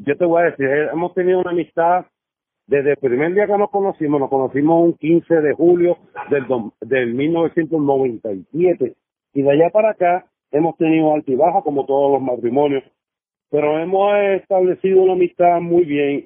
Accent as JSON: {"language": "Spanish", "country": "Puerto Rico", "moved": "as an adult", "lives_now": "New Jersey, United States", "said": "como boricua"}